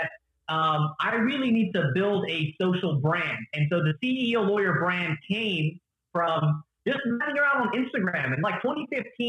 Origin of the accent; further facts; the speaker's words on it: the Bible Belt in the South, United States; now in Atlanta, United States; I grew up in the Bible Belt in the South, where I was one of the only Arabs that lived in a predominantly Hispanic community